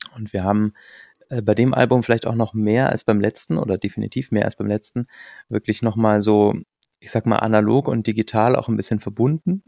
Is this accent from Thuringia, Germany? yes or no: no; rural area near Munich, Bavaria, Germany; now in Mannheim, Germany; war unser Elternhaus dann auch äh, nicht in München drin, sondern so 30 Kilometer weg auf dem Land und äh, in so einem ganz kleinen Dorf